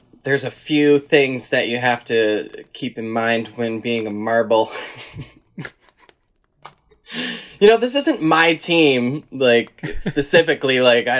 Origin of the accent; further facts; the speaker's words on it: Pittsburgh, Pennsylvania, United States; accent: thick Pittsburgh; My Pittsburgh accent is so fucking thick